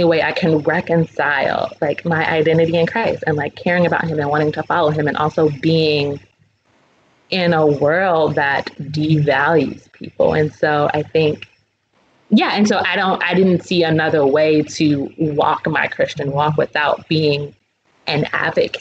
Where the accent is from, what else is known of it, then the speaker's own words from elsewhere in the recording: New York City, New York, United States; I am from Brooklyn. I was raised in the Black church